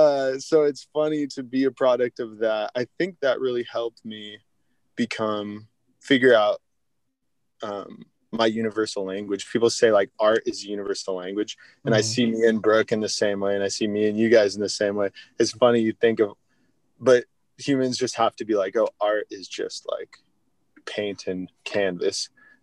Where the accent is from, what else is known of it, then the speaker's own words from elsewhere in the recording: Mount Vernon, United States; I grew up in Mount Vernon and predominantly white, where I grew up.